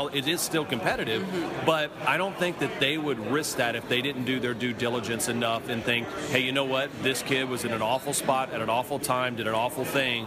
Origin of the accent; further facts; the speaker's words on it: Louisiana, United States; I'm a kid from Louisiana